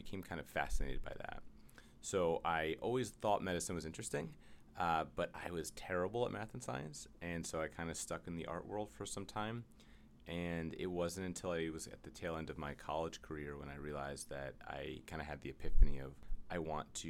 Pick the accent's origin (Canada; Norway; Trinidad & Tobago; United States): United States; New York City, New York; I'm from the Upper West Side of Manhattan